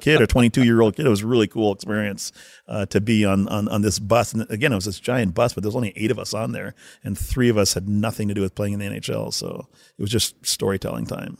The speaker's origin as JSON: {"language": "English", "town": "Winnipeg", "region": "Manitoba", "country": "Canada", "moved": "yes", "said": "I'm from Winnipeg, Canada."}